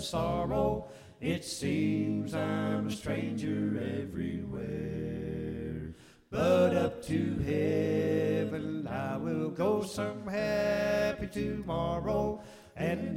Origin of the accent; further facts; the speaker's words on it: East Tennessee, United States; I grew up here in East Tennessee